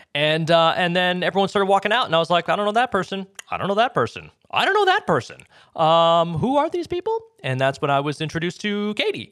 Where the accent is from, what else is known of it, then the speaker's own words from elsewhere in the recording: Massachusetts, United States; moved away; I'm from Massachusetts